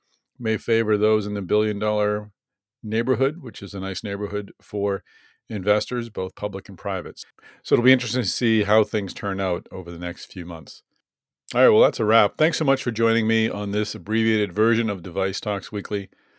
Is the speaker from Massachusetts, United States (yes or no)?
yes; Boston, Massachusetts, United States; in Boston, my hometown.